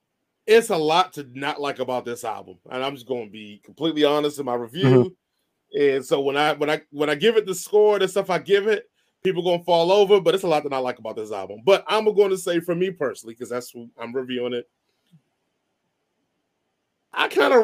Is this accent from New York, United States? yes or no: no; Washington, District of Columbia, United States; accent: DC; moved away as an adult; I've lost my DC accent a long time ago because I really ain't been living in DC